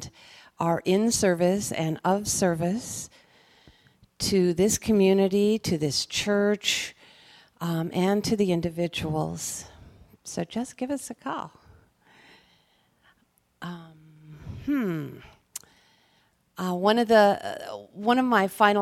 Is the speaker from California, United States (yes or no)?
no; Seattle, Washington, United States; moved away as an adult; also born or lived in San Francisco / Denver, Colorado; I was born and raised in Seattle